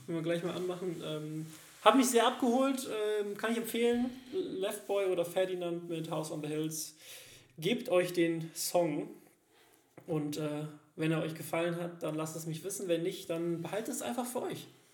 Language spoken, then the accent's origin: German; Germany; moved away as an adult; now in Cologne, Germany; dass ich ja in diesem Dorf direkt in der Nähe von der Großstadt aufgewachsen bin